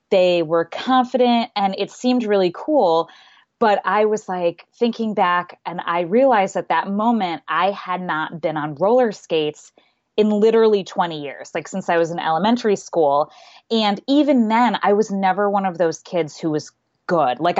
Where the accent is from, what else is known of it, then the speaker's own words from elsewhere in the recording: Southwest, United States; also born or lived in Seattle; And I grew up in the Southwest and it's much, much earlier down there.